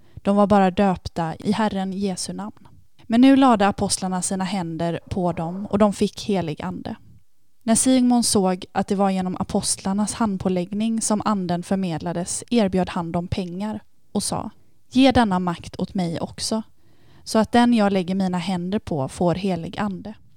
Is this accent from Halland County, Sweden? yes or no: yes; Varberg, Halland County, Sweden; moved away as an adult; now in Lund, Sweden; Jag kommer från Varberg, men mm. bor just nu i Lund där jag har pluggat hela min utbildning.